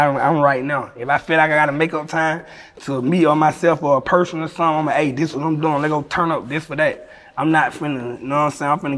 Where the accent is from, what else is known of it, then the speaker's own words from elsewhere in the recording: Atlanta, Georgia, United States; I'm from Atlanta with all the stars